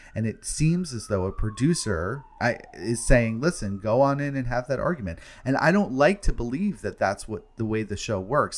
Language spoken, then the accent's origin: English; New York City, New York, United States; being a New Yorker myself